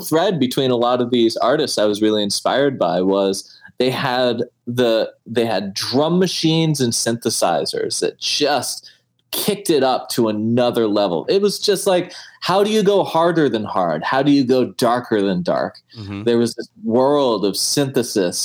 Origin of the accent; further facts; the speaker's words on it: Fairbanks, Alaska, United States; first language English; moved away as an adult; also born or lived in Boston; I grew up for up till 10 years old, I was in Fairbanks, Alaska.